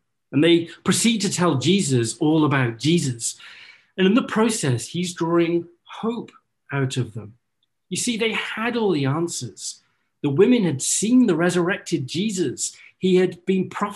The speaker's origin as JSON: {"language": "English", "region": "North Wales", "country": "United Kingdom", "tie": "born or raised there", "moved": "yes", "lives_now": "Orlando, United States", "said": "I grew up in North Wales, and my mum is a very avid gardener"}